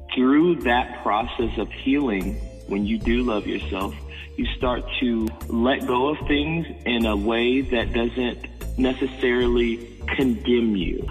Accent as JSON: {"language": "English", "town": "Raleigh", "region": "North Carolina", "country": "United States", "moved": "as an adult", "lives_now": "Los Angeles, United States", "said": "I'm originally from Raleigh, North Carolina, and I came out I came out here about two years ago"}